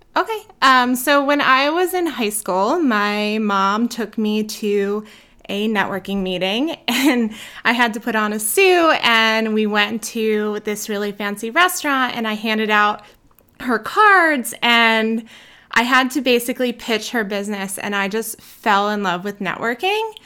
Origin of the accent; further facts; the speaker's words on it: New Jersey, United States; moved away as an adult; now in Idaho, United States; I am from South Jersey, where I grew up. Um, I recently moved to Idaho three years ago